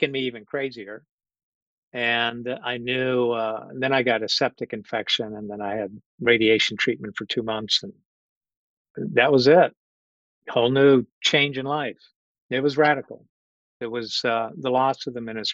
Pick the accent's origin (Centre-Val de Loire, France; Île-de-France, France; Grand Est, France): Centre-Val de Loire, France; Orléans; moved away; I'm originally from Orléans, France, south of Paris. Came to this country permanently in 1988.